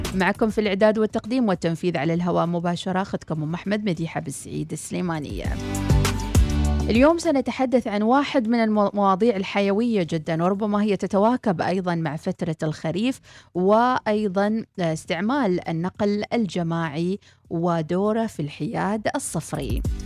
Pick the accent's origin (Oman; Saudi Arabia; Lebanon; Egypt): Oman